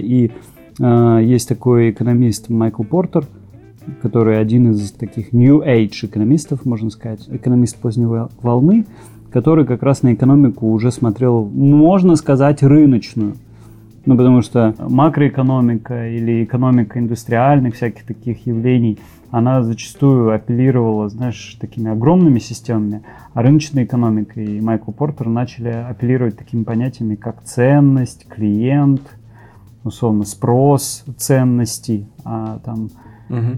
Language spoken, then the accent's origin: Russian; Novosibirsk, Novosibirsk Oblast, Russia; also born or lived in Israel; из Новосибирского Клемгородка.